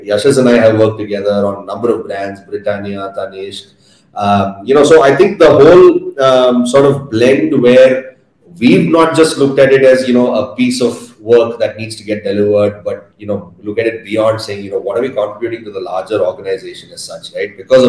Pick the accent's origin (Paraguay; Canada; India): India; Bangalore, Karnataka; So I've been born and brought up in Bangalore, done my schooling here, was a hostel kid, the best years of my life for sure. Did my college in Bangalore